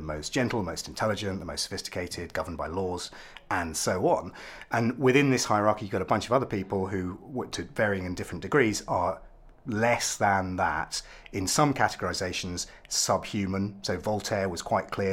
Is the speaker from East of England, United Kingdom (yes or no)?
yes; Ipswich, East of England, United Kingdom; I'm also mixed race, which is not really part of my identity because I'm from Ipswich. I'm about as English